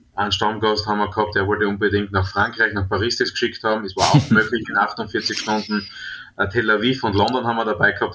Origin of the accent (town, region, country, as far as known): Trautmannsdorf, Styria, Austria; born or raised there